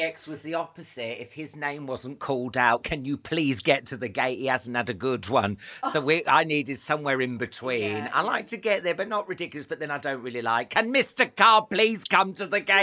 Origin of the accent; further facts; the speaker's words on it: Northampton, East Midlands, United Kingdom; I grew up in Northampton